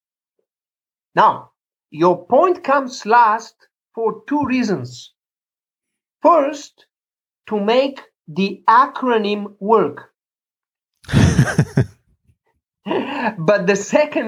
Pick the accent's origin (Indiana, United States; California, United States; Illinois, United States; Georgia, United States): Illinois, United States; Chicago; here in my hometown, a few blocks away, Chicago